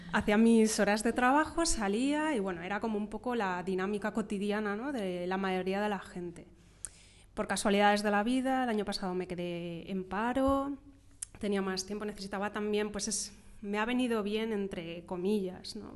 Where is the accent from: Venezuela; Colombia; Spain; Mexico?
Spain; Madrid, Community of Madrid; yo soy de Madrid, de pura cepa